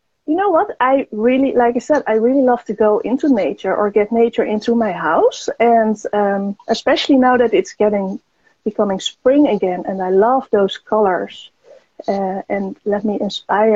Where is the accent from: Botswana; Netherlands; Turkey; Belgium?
Netherlands; I'm from the Netherlands